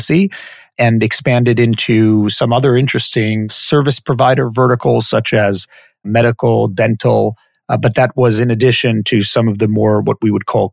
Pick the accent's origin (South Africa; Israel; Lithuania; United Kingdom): Israel; also born or lived in Silver Spring, Maryland, United States; My parents moved from the U.S. to Israel when I was about a year old. So I went through schooling here in Israel